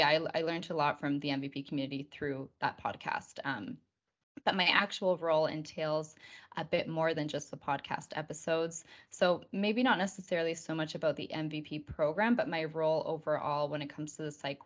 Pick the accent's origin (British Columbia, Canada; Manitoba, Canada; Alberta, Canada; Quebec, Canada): British Columbia, Canada; Victoria; also born or lived in Argentina; as Josh said. I'm actually from Victoria, British Columbia in Canada. I'm Canadian, but my life has always been divided between Canada and Argentina